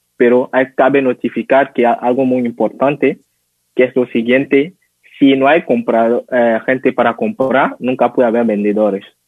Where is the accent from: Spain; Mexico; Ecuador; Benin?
Benin; Spanish is a second language; yo ahora estoy en Benin, nací aquí, en una pequeña ciudad que se llama Gaza.